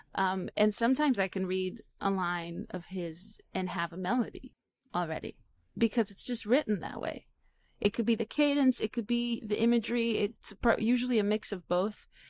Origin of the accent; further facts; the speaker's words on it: Israel; I'm Israeli